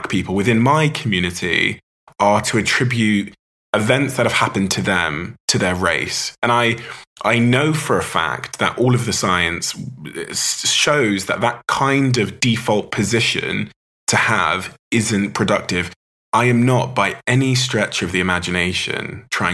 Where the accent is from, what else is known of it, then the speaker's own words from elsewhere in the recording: Plymouth, South West England, United Kingdom; my hometown in Plymouth